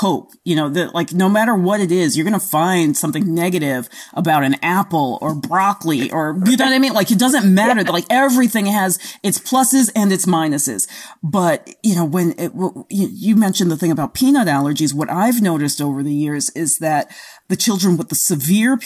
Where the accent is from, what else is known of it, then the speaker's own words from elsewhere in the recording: New York City, New York, United States; moved away; I grew up in the Bronx